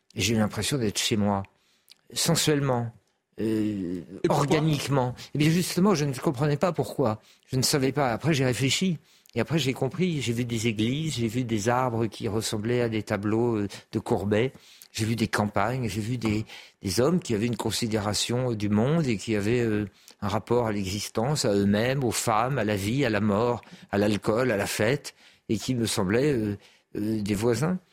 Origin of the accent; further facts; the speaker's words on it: France; je suis un Français républicain et laïque